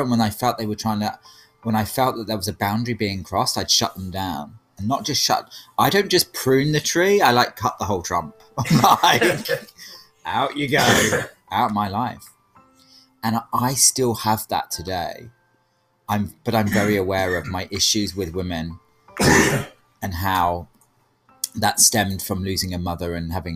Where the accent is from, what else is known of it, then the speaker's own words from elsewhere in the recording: United Kingdom; being British, like I'm very established in a British family